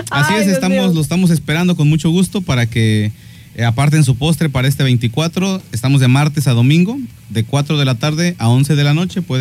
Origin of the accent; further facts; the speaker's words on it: Mexico; hay que este, olvidarnos de esa, esa mala costumbre de como todo mexicano